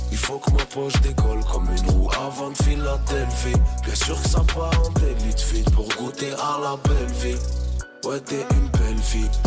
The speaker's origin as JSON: {"language": "French", "town": "Roubaix", "region": "Hauts-de-France", "country": "France", "tie": "born or raised there", "said": "Parce que moi, je viens du Nouveau-Roubaix, c'est à la limite d'une ville qui s'appelle M, tu vois."}